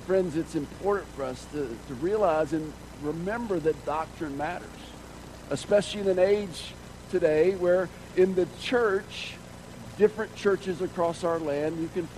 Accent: Georgia, United States; Growing up in Georgia

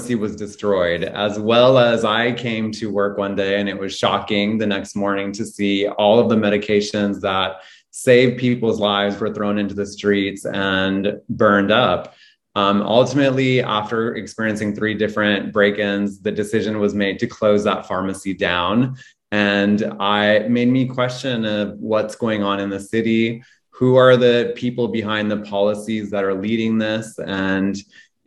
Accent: Reno, Nevada, United States; moved away as an adult; now in Portland, United States; I fell in love with Portland and decided to stay and not go back to my hometown, which is Reno, Nevada.

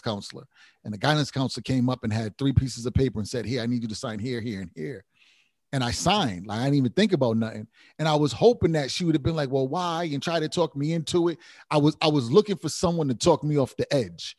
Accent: Providence, Rhode Island, United States; I come from Rhode Island, Providence

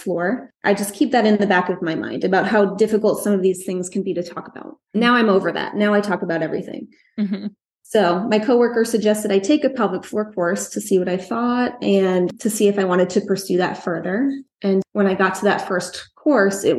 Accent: Long Island, New York, United States; also born or lived in Orlando, Florida; now in Brevard County, Florida, United States; I'm from Long Island, New York. I moved to Brevard County, Florida, which is in the middle of the state on the East Coast in 1999

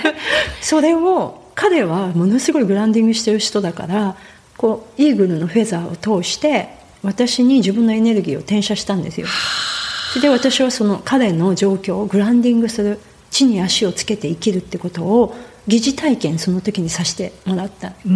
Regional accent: Nagoya, Aichi, Japan; moved away as an adult; now in Puna, Hawaii, United States; 生まれてからずっとあの名古屋の都会名古屋駅のすぐ近くで、都会で生まれ育った

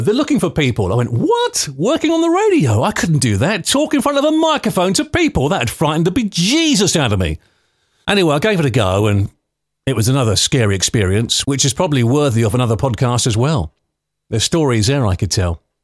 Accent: London, United Kingdom; also born or lived in Clonmel, Ireland; I was born and brought up in London with my brother and sisters.

